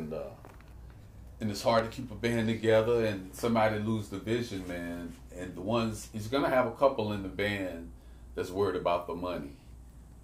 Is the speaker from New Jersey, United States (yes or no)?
no; Virginia Beach, Virginia, United States; I'm from Virginia Beach, too, on the Kentsville side